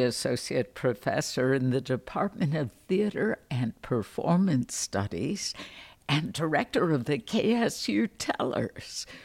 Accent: Chicago, Illinois, United States; moved away; as a Chicagoan, as a Midwesterner growing up on very flat land

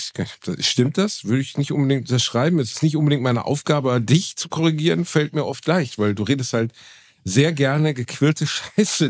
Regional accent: Germany; ich bin Deutscher

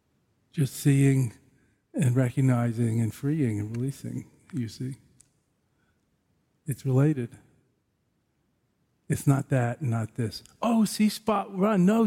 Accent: New York City, New York, United States; I'm from Brooklyn

